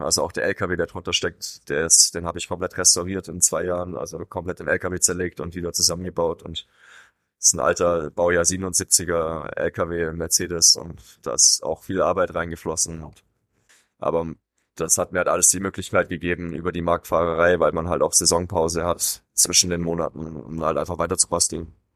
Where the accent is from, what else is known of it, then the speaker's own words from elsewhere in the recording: Swabia, Germany; moved away; in einem schwäbischen Raum, wo ich herkomme